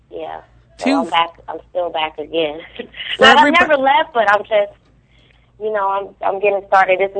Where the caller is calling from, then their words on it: New York City, New York, United States; Right now, right now I'm in New York.